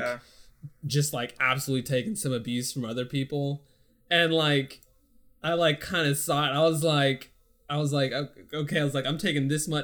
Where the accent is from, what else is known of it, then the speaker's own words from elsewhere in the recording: Pflugerville, Texas, United States; the house I grew up in was in Pflugerville